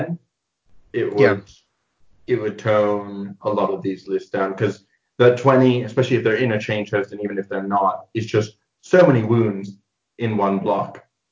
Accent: England, United Kingdom; moved away as an adult; also born or lived in near Chicago, Illinois, United States / Edinburgh, Scotland; now in Leamington Spa, United Kingdom; I lived in the US near Chicago till I was 8, and then I moved to England because of my dad's work, and I was there till I was 18

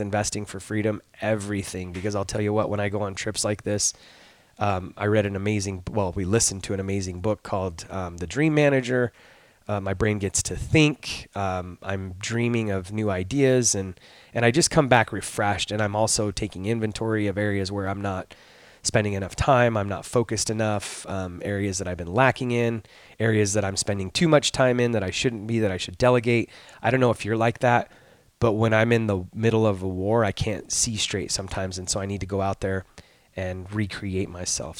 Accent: Arizona, United States; I'm from Arizona.

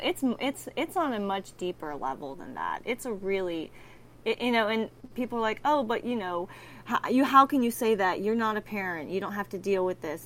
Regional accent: Texas, United States; in Texas, I'm from Texas

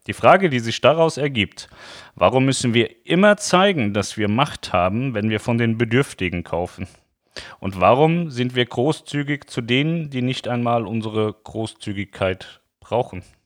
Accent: Germany; also born or lived in Lower Saxony; ich bin ein Deutscher

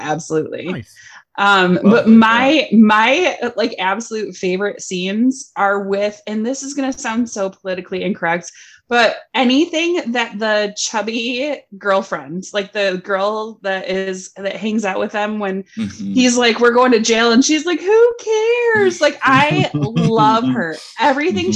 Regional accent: Michigan, United States; also born or lived in California; we are from Michigan also, but I lived in California for a year.

